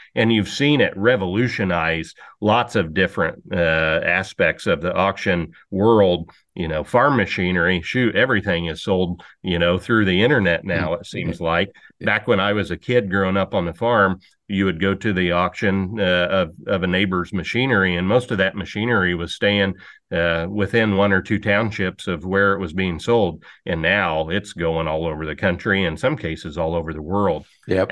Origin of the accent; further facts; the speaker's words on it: Bushnell, Illinois, United States; I grew up in McDonough County, Illinois, outside of a little farming town called Bushnell.